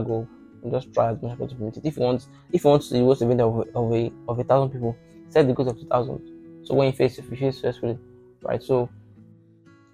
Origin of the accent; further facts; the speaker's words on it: Ota, Ogun State, Nigeria; also born or lived in Lagos; I grew up in Ota area. You know, I think from primary school to like secondary school in Ota area.